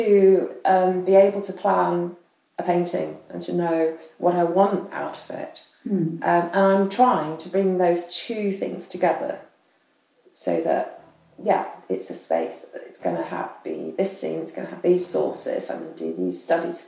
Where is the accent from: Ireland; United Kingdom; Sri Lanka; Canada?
United Kingdom; England; also born or lived in Australia; now in London, United Kingdom; as a English person or UK person, British person